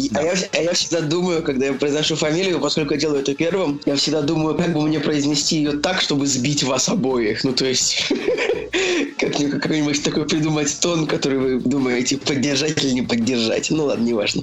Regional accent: Saint Petersburg, Russia; я как бы типа коренной петербуржец

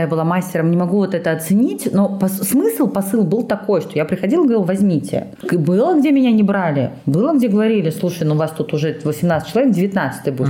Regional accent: Georgia; moved away; я родилась, я росла долго в Грузии с её менталитетом

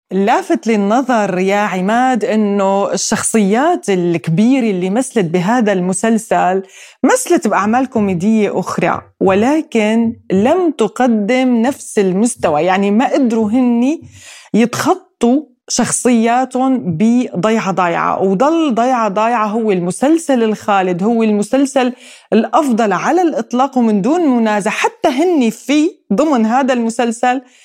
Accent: Syrian coast, Syria; accent: Syrian coastal village dialect; لهجتنا الساحلية الضيعجية

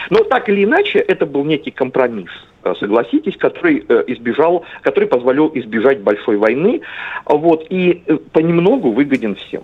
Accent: Central Black Earth Region, Russia; я вообще родом из Черноземья

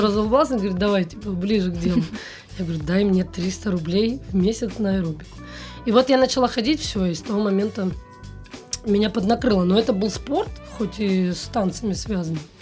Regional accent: Novosibirsk, Novosibirsk Oblast, Russia; moved away as an adult; now in Moscow, Russia; из Новосибирска

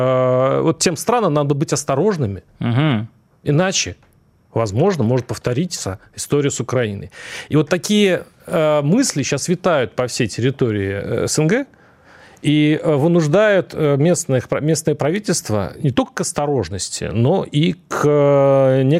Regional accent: North Kazakhstan Region, Kazakhstan; born there; я, кстати, родился в Северном

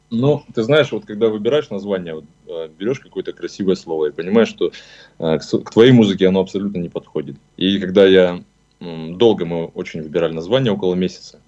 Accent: Siberia, Russia; мы из Сибири

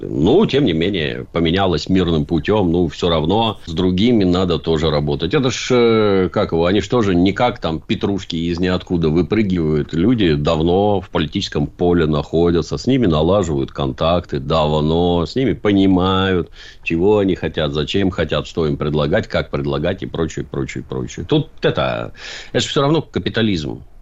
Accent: Saint Petersburg, Russia

